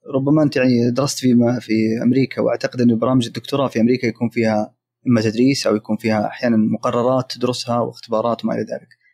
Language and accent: Arabic; Saudi Arabia; also born or lived in Manchester, United Kingdom; في التعليم عندنا في السعوديه